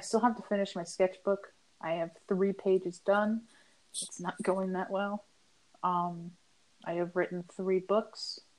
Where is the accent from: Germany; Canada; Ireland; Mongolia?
Canada; I'm also from Canada.